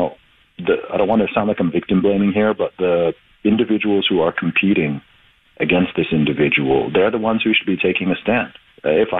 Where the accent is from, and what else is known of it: England, United Kingdom; moved away